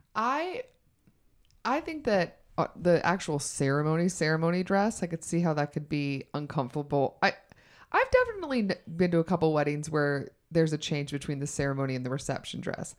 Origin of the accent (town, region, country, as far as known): the South, United States